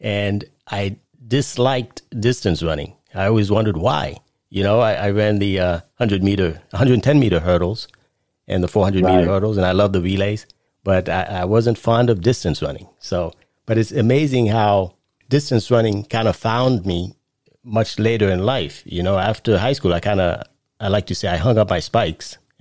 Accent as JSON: {"language": "English", "town": "New York City", "region": "New York", "country": "United States", "tie": "born or raised there", "moved": "yes", "said": "I no longer live in New York, but I grew up in Brooklyn"}